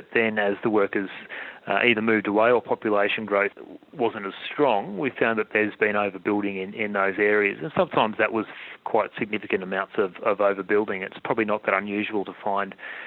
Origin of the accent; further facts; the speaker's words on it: Australia; as an Australian